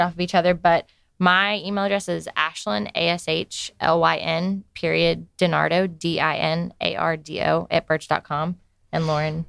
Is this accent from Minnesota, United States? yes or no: no; Snellville, Georgia, United States; I am from Snellville. Okay. Originally, so I've grown up around around Gwinnett my whole life